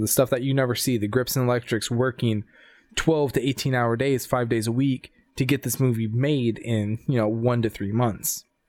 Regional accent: Sacramento, California, United States; my hometown in California, Sacramento.

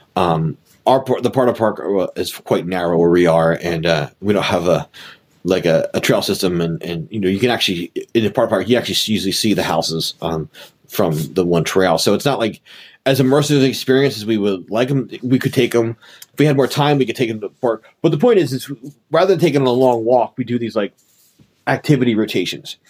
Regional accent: Philadelphia, Pennsylvania, United States; as a Philadelphian

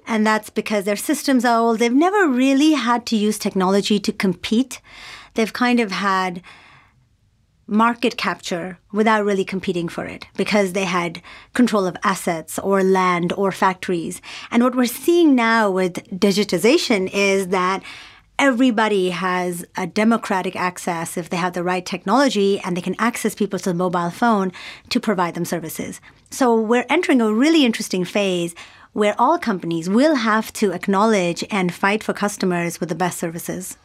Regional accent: Pakistan; also born or lived in United States / New York; now in Singapore; I grew up in Pakistan

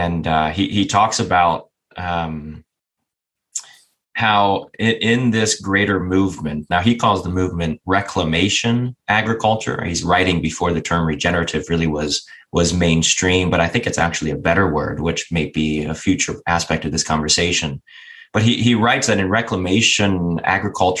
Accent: just south of Cleveland, Northeast Ohio, United States; I grew up in Northeast Ohio. Grew up on 30 acres, just south of Cleveland

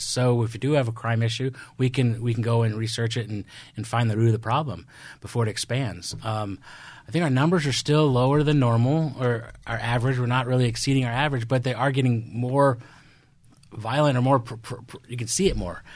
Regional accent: Midwest, United States; moved away; I'm from the Midwest. I have a different upbringing

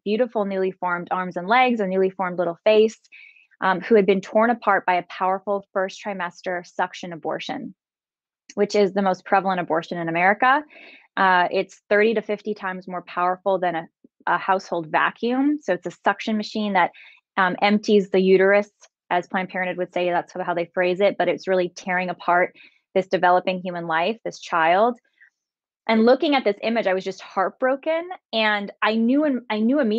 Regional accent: San Jose, California, United States; I'm from San Jose, California.

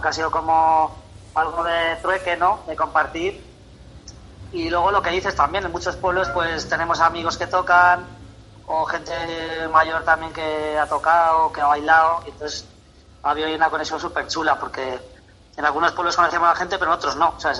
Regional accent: Tarancón, Castilla-La Mancha, Spain; Tarancón, que para quien no lo conozca, es, está la autovía de Valencia, la 3, un pueblo, bueno, mi pueblo

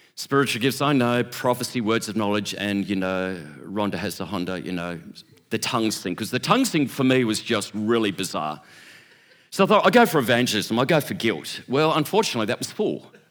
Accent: Sydney, New South Wales, Australia; growing up in Churches of Christ in Sydney.

